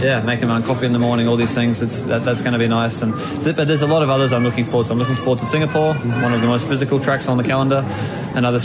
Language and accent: English; New Zealand; moved away; I'm a really proud Kiwi